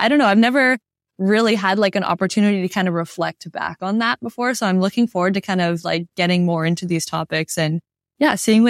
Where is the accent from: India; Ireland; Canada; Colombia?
Canada; New Brunswick; Yeah, I was in New Brunswick.